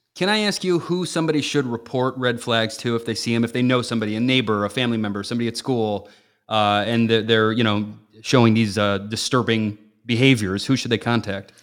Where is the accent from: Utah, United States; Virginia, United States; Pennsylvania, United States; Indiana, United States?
Indiana, United States; Northwest; moved away; also born or lived in Chicago, Illinois / Naperville, Illinois; I'm actually from, like, Northwest Indiana outside of Chicago.